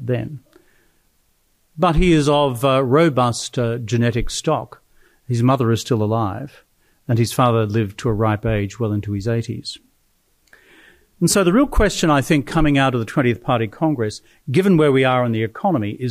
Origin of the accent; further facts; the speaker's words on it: Australia; I'm Australian